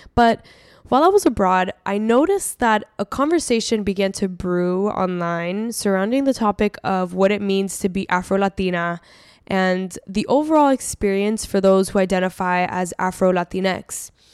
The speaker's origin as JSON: {"language": "English", "town": "Miami", "region": "Florida", "country": "United States", "tie": "born or raised there", "said": "I grew up in Miami where the dominant Hispanic ethnic group is Cuban"}